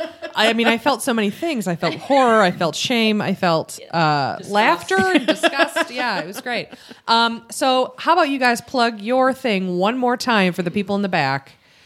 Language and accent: English; Buffalo, New York, United States; The city of Buffalo, New York, my hometown